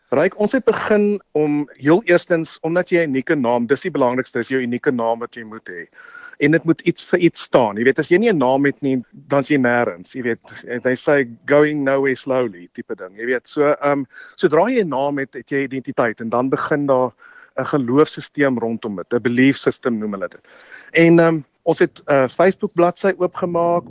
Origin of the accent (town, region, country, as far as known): South Africa